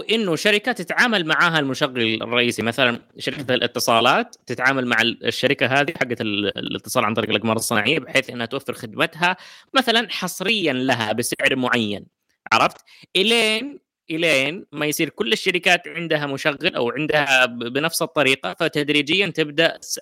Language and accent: Arabic; Saudi Arabia; عندنا في السعوديه